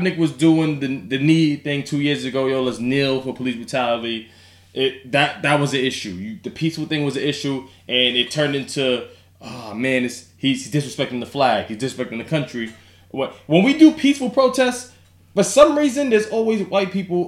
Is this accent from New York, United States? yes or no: yes; Yonkers, New York, United States; Yonkers, New York, we're from Yonkers